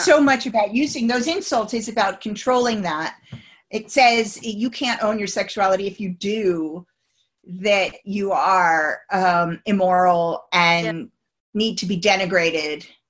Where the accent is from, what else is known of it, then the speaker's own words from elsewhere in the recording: United States; moved away as an adult; now in United Kingdom; as an American coming to the, the UK um, 27 years ago